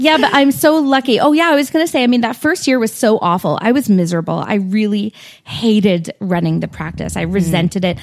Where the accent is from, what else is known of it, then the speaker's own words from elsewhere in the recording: Stouffville, Ontario, Canada; now in Toronto, Canada; I grew up in Stouffville, so I mean, I know York